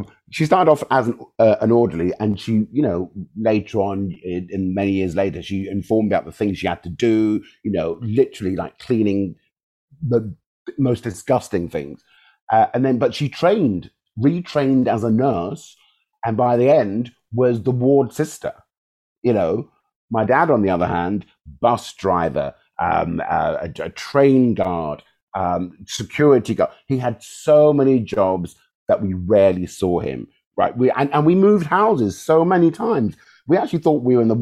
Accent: London, United Kingdom; also born or lived in Chelsea / Wimbledon / Hammersmith; Balham, Southwest 12, is kind of where I grew

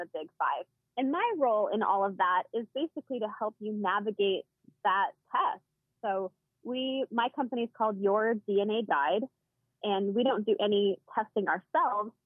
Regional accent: Washington, United States; I grew up in Washington State and have one older sister.

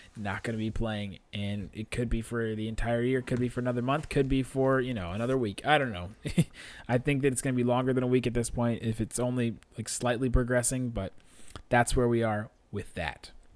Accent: Ohio, United States; moved away as an adult; now in Dallas, United States; I'm from Ohio, as a lot of you guys know, and I'm living here in Dallas

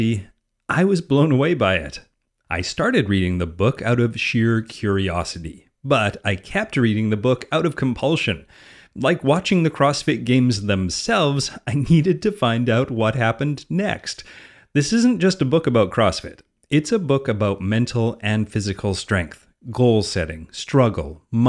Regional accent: Canada; I'm Canadian, so when I see words that are in different languages, my default is to pronounce them French

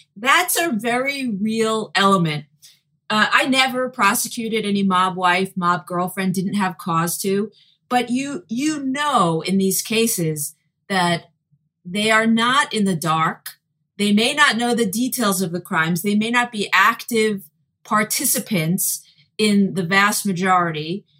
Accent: New York City, New York, United States; growing up in Brooklyn, uh, with many Italians as part of a Jewish family

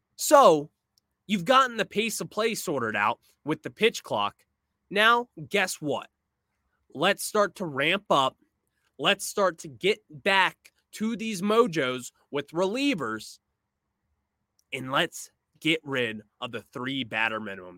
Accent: United States; I am American

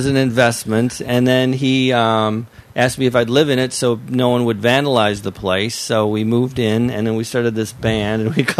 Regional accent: St. Paul, Minnesota, United States; moved away as an adult; now in Los Angeles, United States; I grew up in St. Paul. My roots, my family's in St. Paul.

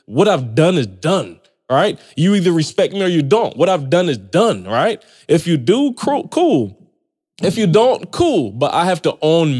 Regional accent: Barbados; moved away; I come from Barbados. It's a little mm-hmm. island

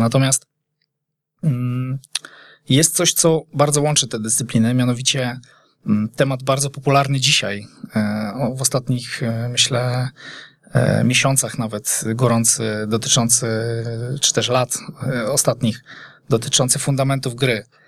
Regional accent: Poznań, Greater Poland, Poland; jestem rodowitym poznaniakiem

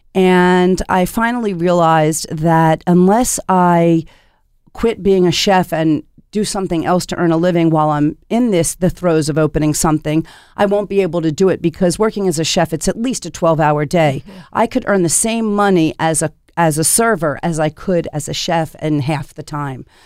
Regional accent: Philadelphia, Pennsylvania, United States; now in Portland, United States; I grew up in Philadelphia

